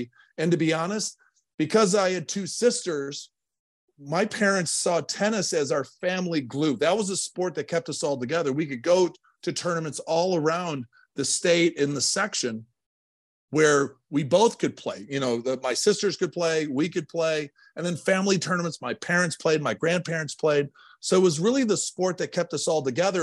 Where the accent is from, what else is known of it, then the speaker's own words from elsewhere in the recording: Ludington, Michigan, United States; I grew up in Ludington